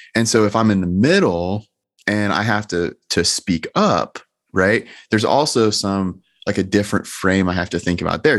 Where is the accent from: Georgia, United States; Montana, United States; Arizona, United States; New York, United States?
Georgia, United States; I'm clearly from Georgia.